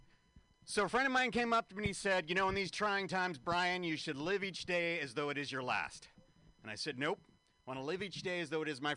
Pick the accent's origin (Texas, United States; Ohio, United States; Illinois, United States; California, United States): California, United States; San Francisco; San Francisco, this is my hometown.